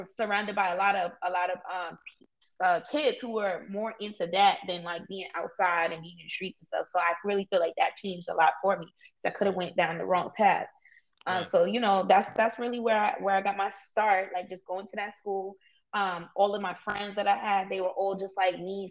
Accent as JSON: {"language": "English", "town": "New York City", "region": "New York", "country": "United States", "tie": "born or raised there", "said": "I grew up in East New York."}